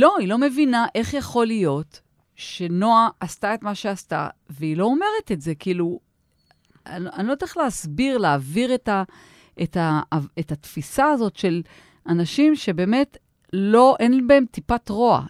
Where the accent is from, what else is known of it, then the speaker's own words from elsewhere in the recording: Tel Aviv, Tel Aviv District, Israel; גם אנחנו תל אביבים